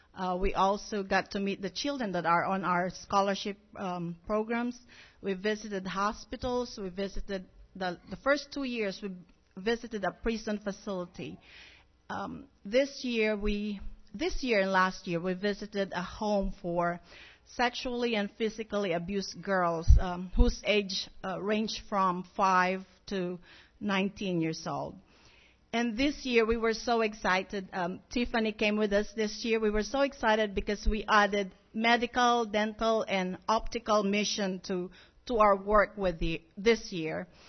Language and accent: English; Philippines; moved away as an adult; now in Monticello, United States; we are originally from the Philippines